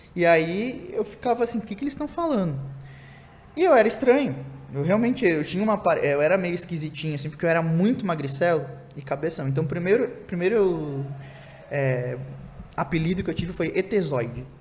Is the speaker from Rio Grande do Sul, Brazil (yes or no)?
yes; Santana do Livramento, Rio Grande do Sul, Brazil; lá do interior, do interior do Rio Grande do Sul, que né? Nascido numa cidade em fronteira lá